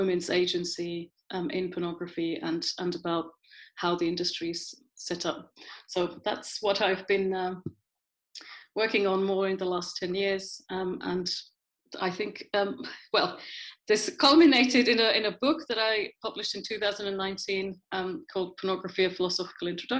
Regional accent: Finland; moved away as an adult; also born or lived in United Kingdom / Sheffield; now in Amsterdam, Netherlands; And I'm originally from Finland, but I haven't lived in Finland since 1996.

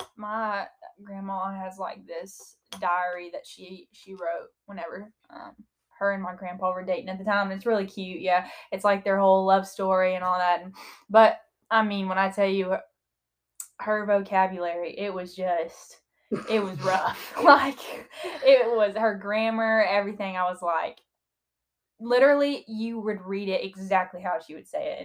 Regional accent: the South, United States; accent: southern; we sound so much more southern

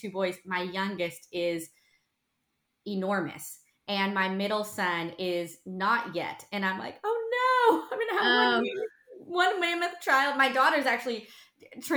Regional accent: North Texas, United States; also born or lived in Tulsa; I grew up here in North Texas

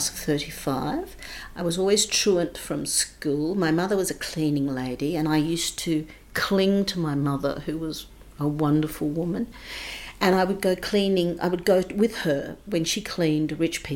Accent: Adelaide, South Australia, Australia; moved away as an adult; also born or lived in England; I grew up, I was born in Adelaide

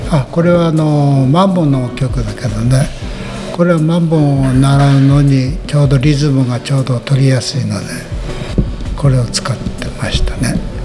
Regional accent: Shimizu, Hokkaido, Japan; moved away as an adult; now in Sarabetsu, Japan; 出身は清水町です

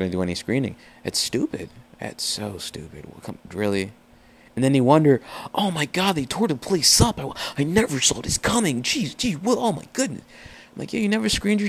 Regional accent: Nigeria; moved away; I'm from Nigeria.

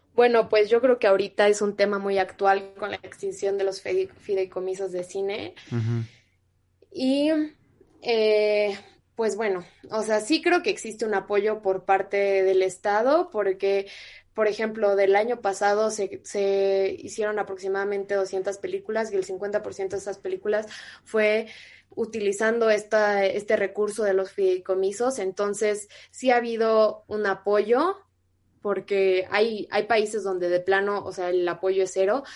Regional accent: Sonora, Mexico; moved away; also born or lived in Mexico City; yo soy de Sonora, y a nosotros desde primaria nos enseñan de que los seris, los yaquis, los mayos

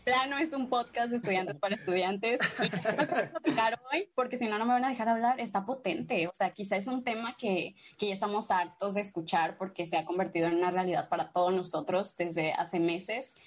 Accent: Culiacán, Sinaloa, Mexico; soy de Culiacán, Sinaloa

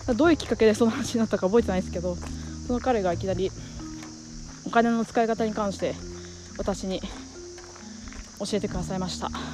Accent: Iwate, Japan; moved away as an adult; also born or lived in New Zealand / Tokyo; 私、えー岩手県の出身で高校まで岩手におりまして

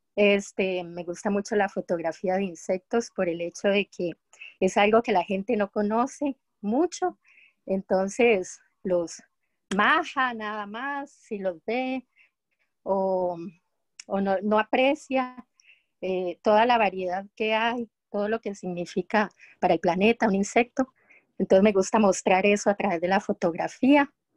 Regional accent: Costa Rica; de Costa Rica

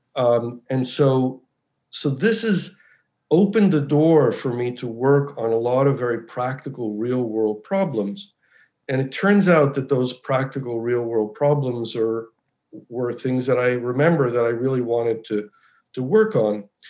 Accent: United States; I actually grew up in the U.S. I was born in the U.S.

